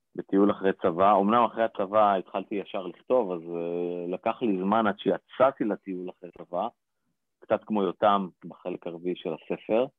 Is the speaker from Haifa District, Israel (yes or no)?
no; Rishon LeZion, Central District, Israel; גדלתי בראשון לציון